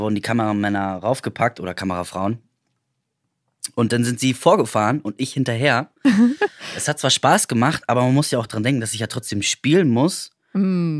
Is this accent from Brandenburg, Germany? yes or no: yes; Potsdam, Brandenburg, Germany; ich bin halt Potsdamer